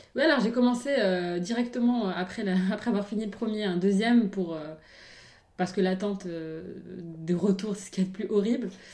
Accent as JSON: {"language": "French", "country": "Morocco", "tie": "born or raised there", "moved": "yes", "lives_now": "France", "said": "même en grandissant au Maroc"}